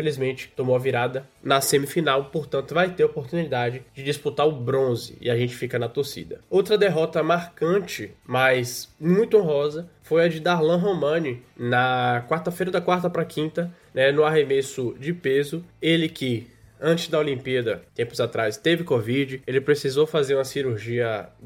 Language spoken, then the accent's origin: Portuguese; Brasília, Federal District, Brazil; abrir a porta da minha casa aqui em Brasília. Eu sou de Brasília.